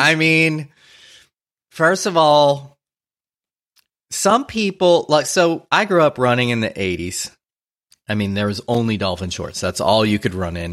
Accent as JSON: {"language": "English", "town": "New Orleans", "region": "Louisiana", "country": "United States", "tie": "born or raised there", "moved": "yes", "lives_now": "Los Angeles, United States", "said": "I grew up in New Orleans"}